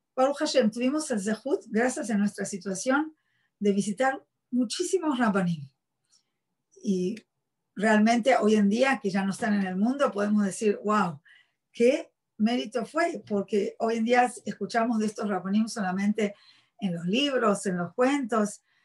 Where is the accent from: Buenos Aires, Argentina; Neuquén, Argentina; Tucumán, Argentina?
Buenos Aires, Argentina; moved away; soy argentina, nací en la ciudad de Buenos Aires. Em, me crié como cualquier otra muchacha de mi edad. Fui a la escuela primaria, secundaria en Argentina